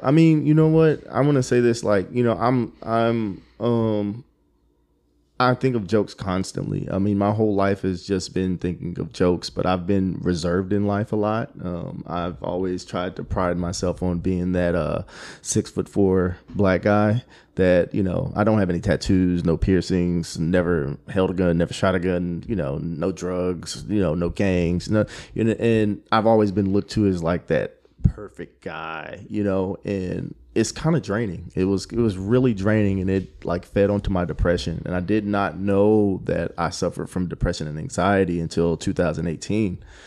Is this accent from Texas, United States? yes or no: yes; Killeen, Texas, United States; also born or lived in Germany / Georgia; moved to Killeen when I was like four, and now I'm just from Killeen.